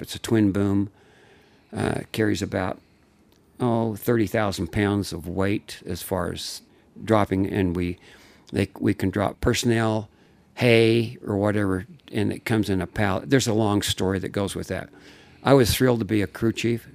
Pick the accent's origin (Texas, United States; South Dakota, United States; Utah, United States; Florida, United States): Utah, United States; Layton; I was raised in Layton, Utah